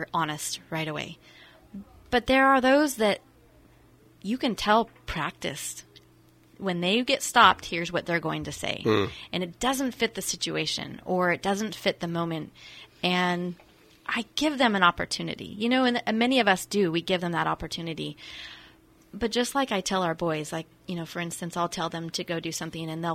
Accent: Santa Rosa, California, United States; also born or lived in West Los Angeles, United States / St. Helena, United States; I grew up in Santa Rosa

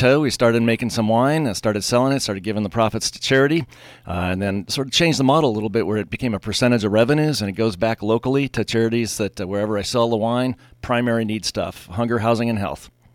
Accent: Pasadena, California, United States; moved away; I grew up in Southern California, So in the Pasadena area

